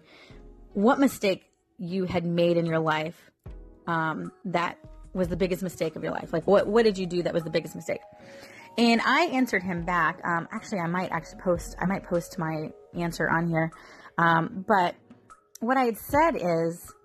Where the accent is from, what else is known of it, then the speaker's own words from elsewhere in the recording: Florida, United States; accent: country; I get my country slang from growing up here in Florida.